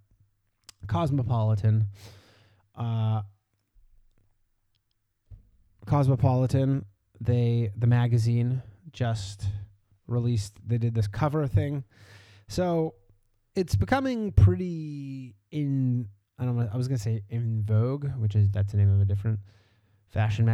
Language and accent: English; Canada; Canada doesn't really have food